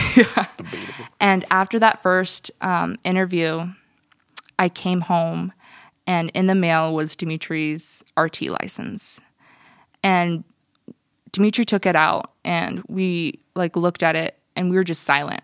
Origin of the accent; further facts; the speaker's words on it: United States; first language Russian; English is a second language; I was born in America.